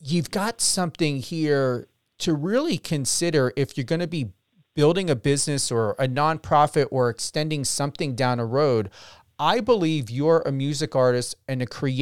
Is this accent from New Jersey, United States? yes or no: yes; New Jersey, United States; also born or lived in Las Vegas; I'm from Jersey